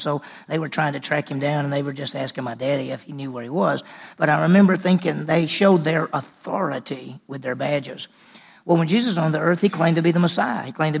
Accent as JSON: {"language": "English", "town": "Meridian", "region": "Mississippi", "country": "United States", "tie": "born or raised there", "also_born_or_lived": "Dallas, Texas", "moved": "yes", "said": "I was in Mississippi, and where we grew up in Meridian."}